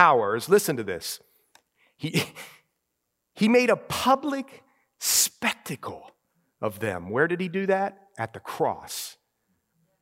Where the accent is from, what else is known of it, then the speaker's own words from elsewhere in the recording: Ohio, United States; moved away; I grew up in Ohio